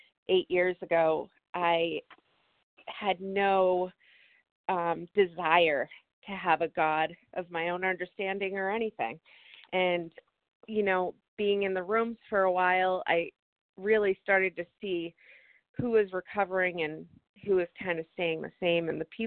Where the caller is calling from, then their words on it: New Hampshire, United States; I'm in here from New Hampshire, and I really just wanted to share, this is my first 2 weeks in this phone meeting